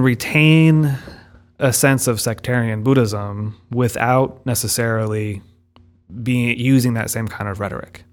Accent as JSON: {"language": "English", "country": "United States", "tie": "born or raised there", "said": "we're both sort of raised in an American English-speaking context"}